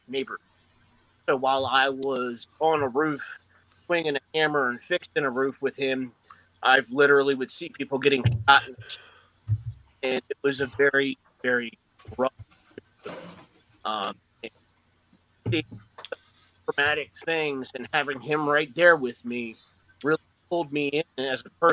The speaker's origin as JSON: {"language": "English", "town": "Suitland", "region": "Maryland", "country": "United States", "tie": "born or raised there", "said": "we grew up in Suitland and Forestville and Capitol Heights, just outside D.C."}